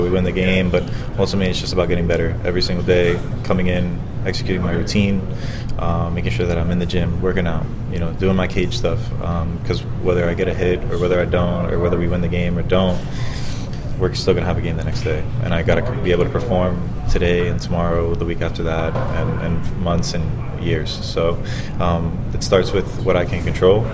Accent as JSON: {"language": "English", "region": "Florida", "country": "United States", "said": "I'm from Florida, so having my family here in Tampa"}